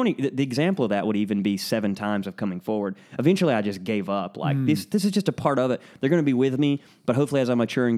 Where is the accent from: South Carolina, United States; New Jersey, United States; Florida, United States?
Florida, United States; Lake City; also born or lived in Alabama / Georgia / Tennessee; So I was born and raised in right outside of Gainesville, Florida, in Lake City.